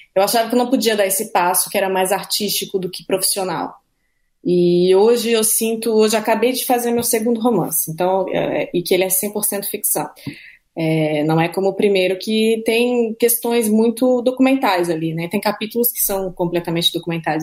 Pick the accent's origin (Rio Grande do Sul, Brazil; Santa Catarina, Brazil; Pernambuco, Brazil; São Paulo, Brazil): Santa Catarina, Brazil; moved away; also born or lived in Rio de Janeiro; Eu morava no Rio há um ano, cresci em Santa Catarina, uma cidade pequena